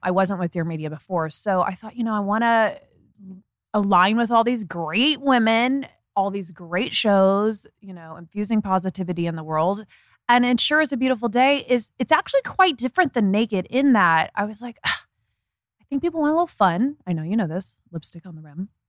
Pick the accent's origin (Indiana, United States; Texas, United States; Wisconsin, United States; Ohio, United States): Indiana, United States; moved away; I'm from Indiana